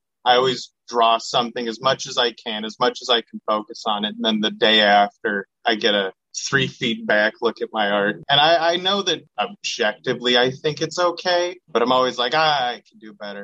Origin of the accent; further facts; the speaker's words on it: Seattle, Washington, United States; I'm from Seattle.